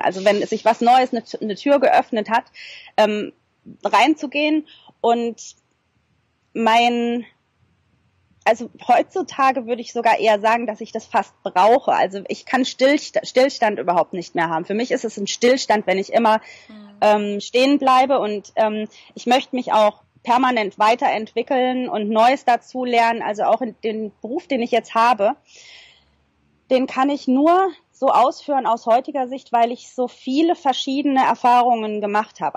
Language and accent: German; Germany; moved away as an adult; now in New Zealand; bei uns in Deutschland